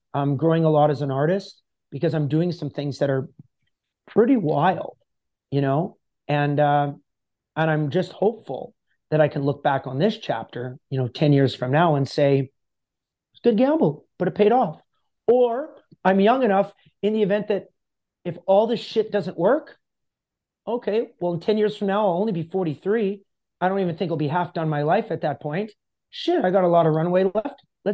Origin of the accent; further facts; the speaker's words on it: Canada; That I had 13 people and I'm a Canadian country artist.